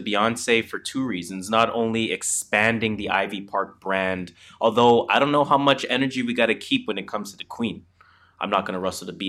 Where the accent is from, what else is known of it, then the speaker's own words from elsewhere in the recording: Toronto, Ontario, Canada; and that is how we're from Toronto.